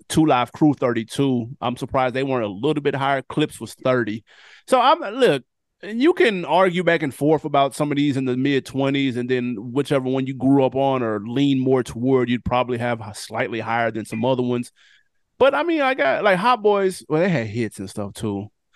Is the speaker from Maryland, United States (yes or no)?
no; Tennessee, United States; I'm from Tennessee